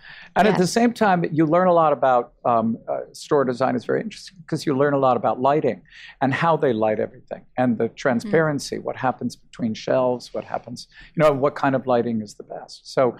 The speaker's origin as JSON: {"language": "English", "region": "New York", "country": "United States", "said": "I don't say I'm a New Yorker and this is the way we do it in New York."}